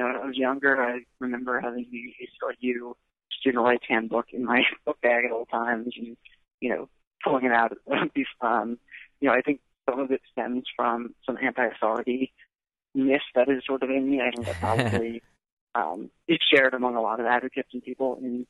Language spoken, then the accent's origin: English; East Brunswick, New Jersey, United States; East Brunswick, New Jersey. Pretty family-oriented.